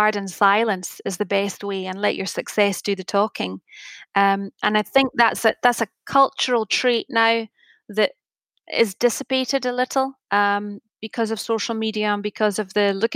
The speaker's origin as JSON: {"language": "English", "region": "Scotland", "country": "United Kingdom", "said": "being Scottish"}